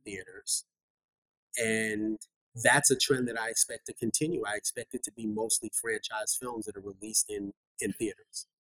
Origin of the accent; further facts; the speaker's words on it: New York City, New York, United States; I was born and raised in Bronx, New York